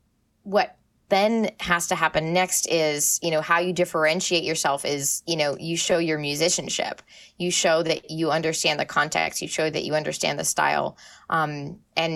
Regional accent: Maine, United States; moved away; I'm from Maine. I love Maine. Maine is awesome. Like, it's a beautiful place. I grew up and I was very, very lucky to grow up right on the ocean

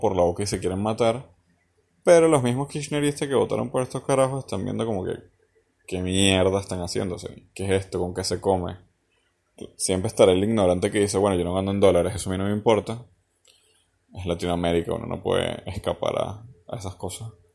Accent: Venezuela; now in Argentina; como venezolano

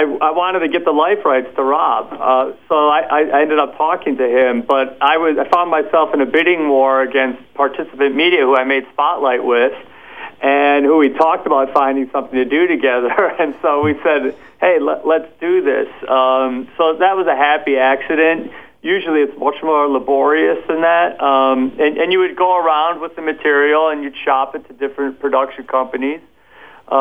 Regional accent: Wisconsin, United States; Wisconsin, my home state.

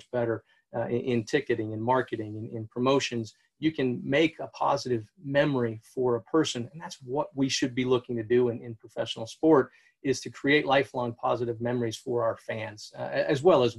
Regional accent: New Hampshire, United States; I grew up in New Hampshire

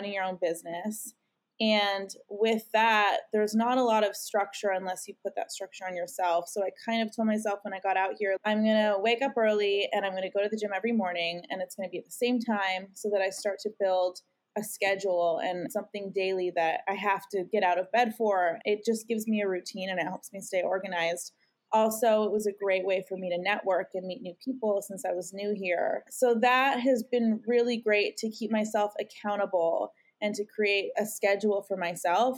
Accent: Canada; moved away; I'm from Canada, and so I haven't been able to go home and see my family and visit my parents.

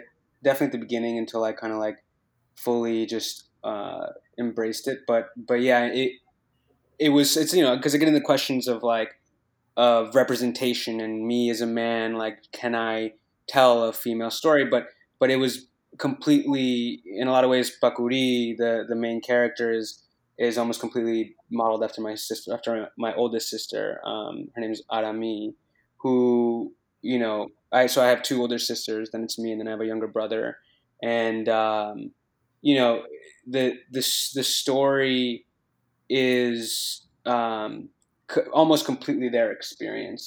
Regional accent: Port Chester, New York, United States; also born or lived in Paraguay; I was born in Westchester, in Port Chester, New York

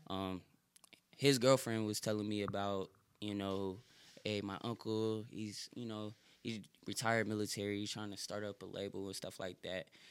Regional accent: Connecticut, United States; moved away; also born or lived in Fayetteville; I'm from Connecticut

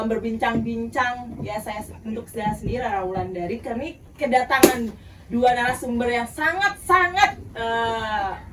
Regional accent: Bandung, West Java, Indonesia; Uh, saya eh, …, sama saya juga dari Bandung.

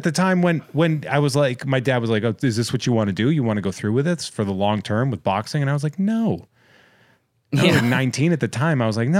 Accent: Massachusetts, United States; I'm from Massachusetts.

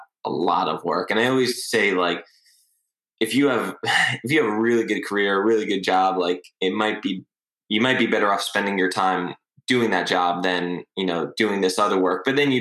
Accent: Long Island, New York, United States; I grew up in Long Island, New York. And I lived for the summers, you know, all through middle school and high school.

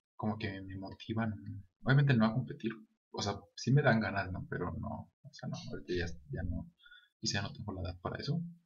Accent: Guadalajara, Jalisco, Mexico; sí soy de Guadalajara, pero no soy de esa parte

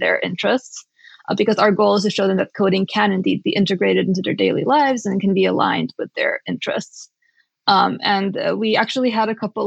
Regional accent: Romania; I grew up in Romania

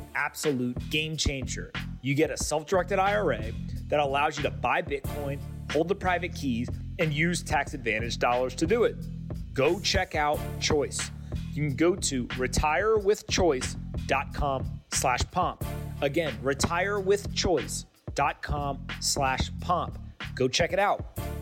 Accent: North Carolina, United States; I grew up in North Carolina

